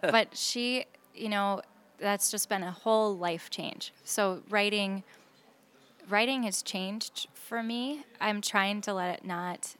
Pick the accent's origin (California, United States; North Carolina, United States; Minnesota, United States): Minnesota, United States; Saint Paul; I'm from Saint Paul